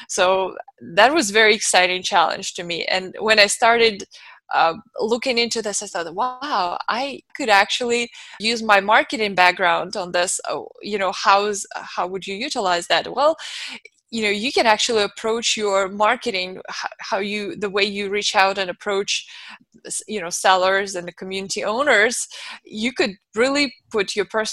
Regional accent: Moscow, Russia; moved away as an adult; now in United States; I was born and raised in Moscow, Russia, and I came here now 14 years ago

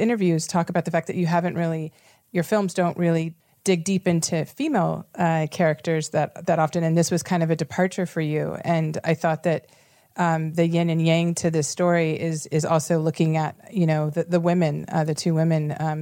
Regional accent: Houston, Texas, United States; I'm from the South and you know, seventh generation, you know, Houston, Texas, and grew up in the house with my great grandmother.

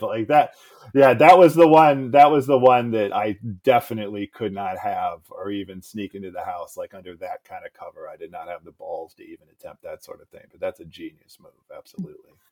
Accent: Cleveland, Ohio, United States; also born or lived in St. Louis, Missouri / Columbus, Ohio / Oakland / New York City; I was born in Cleveland. My family moved to suburbs of St. Louis, Missouri when I was a kid and so I was eight, nine, or 10. Then we moved back to the suburbs of Cleveland, you know, about a half hour south. It's where I went to high school.

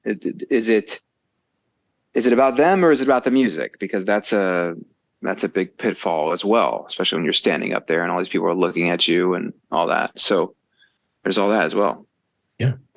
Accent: Chicago, Illinois, United States; I'm from Chicago

